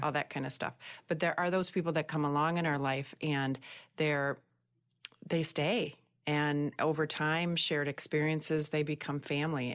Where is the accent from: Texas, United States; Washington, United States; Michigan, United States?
Michigan, United States; I hail from Michigan